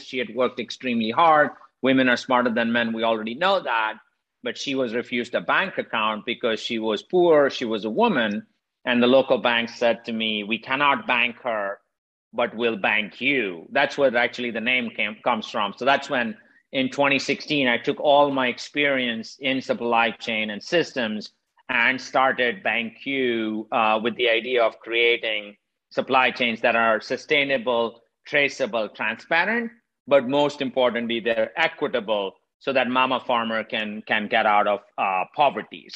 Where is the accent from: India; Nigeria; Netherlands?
India; moved away as an adult; now in United States; I'm originally from India. I grew up poor in India. I left almost 30 years ago, came to the United States about 25 years ago.